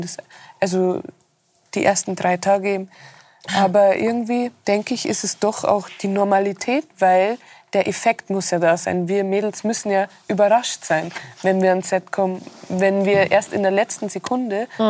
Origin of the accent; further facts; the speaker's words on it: Rosenheim, Bavaria, Germany; war ich auch wirklich mein Leben lang fast in Rosenheim nur